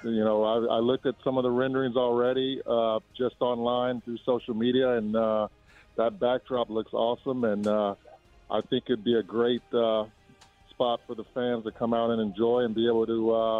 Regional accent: California, United States; Because I'm from the Bay Area, I got to go with the 49ers.

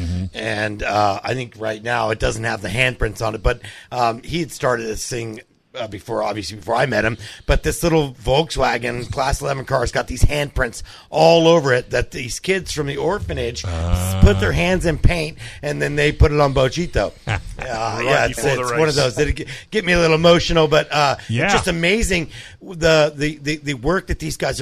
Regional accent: San Diego, California, United States; my hometown KUSI news station

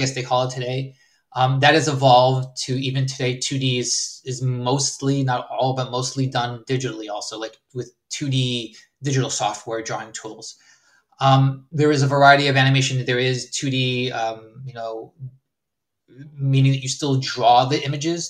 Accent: Herzliya, Tel Aviv District, Israel; also born or lived in California, United States; Then I went back to Israel for um, high school there

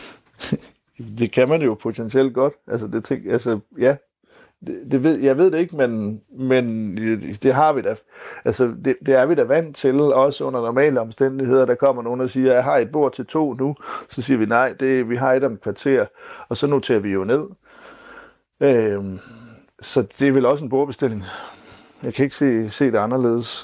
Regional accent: Denmark; som danskere

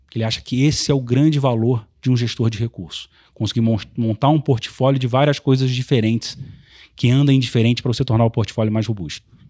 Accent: Rio de Janeiro, Brazil; now in São Paulo, Brazil; como um bom carioca

